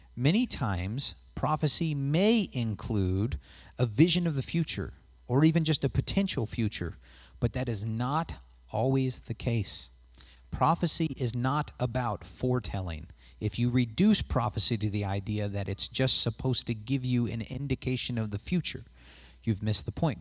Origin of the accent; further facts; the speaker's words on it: West Coast, United States; moved away; I'm from the West Coast